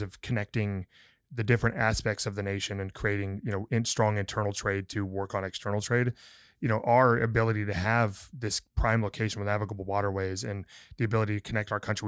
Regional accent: Montana, United States; moved away; also born or lived in San Angelo, Texas; growing up in Montana

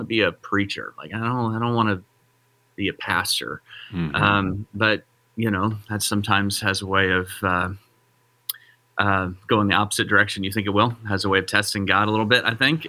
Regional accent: Joplin, Missouri, United States; I grew up in a town that you know well, Rusty, Joplin, Missouri

